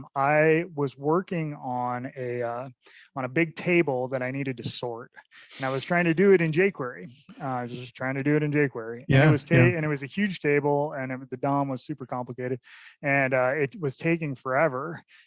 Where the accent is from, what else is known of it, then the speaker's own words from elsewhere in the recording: Ireland; I'm Irish.